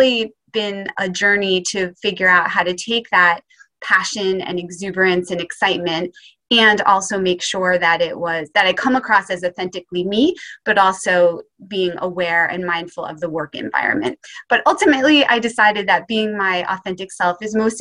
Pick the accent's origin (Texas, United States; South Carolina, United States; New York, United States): New York, United States; Poughkeepsie; I grew up in Poughkeepsie, New York, and lived there in the same house my whole life until I went to college